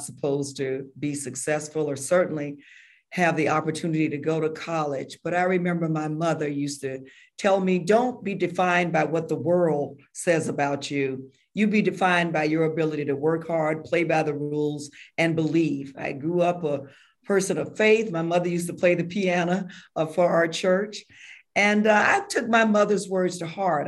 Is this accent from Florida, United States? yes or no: yes; Jacksonville, Florida, United States; I was born and raised in Florida, rural part of Duval County, Jacksonville.